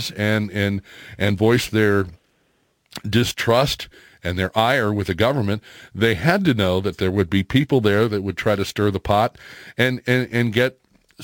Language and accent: English; Florissant, Missouri, United States; I grew up in Florissant